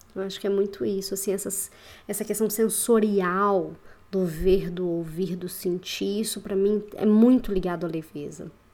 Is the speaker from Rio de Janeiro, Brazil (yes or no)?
no; Belo Horizonte, Minas Gerais, Brazil; moved away as an adult; also born or lived in Curitiba; Voltei para BH, né? Sou aqui de BH